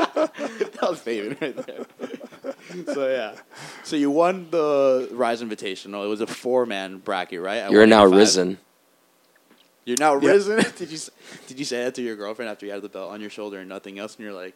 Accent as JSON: {"language": "English", "region": "Basque Country", "country": "Spain", "said": "Yeah, I'm from the Basque area."}